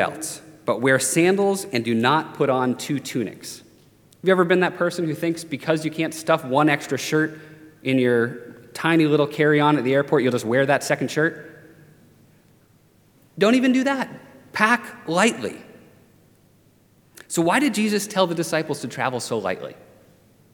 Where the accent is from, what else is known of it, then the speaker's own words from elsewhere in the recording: Maine, United States; moved away; growing up in Maine